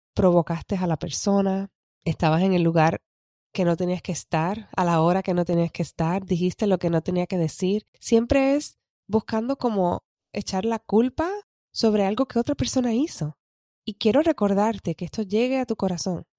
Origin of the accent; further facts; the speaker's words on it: Puerto Rico; como decimos en Puerto Rico, estoqueado que es stuck